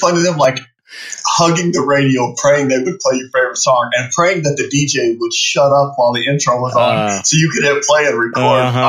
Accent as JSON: {"language": "English", "town": "Phoenix", "region": "Arizona", "country": "United States", "tie": "born or raised there", "said": "I live in Phoenix. I was born and raised here in the Valley."}